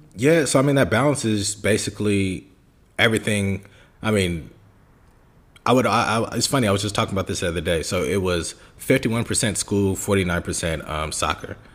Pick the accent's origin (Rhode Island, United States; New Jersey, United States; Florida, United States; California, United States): California, United States; Bay Area; also born or lived in Germany / England; born and raised in the Bay Area.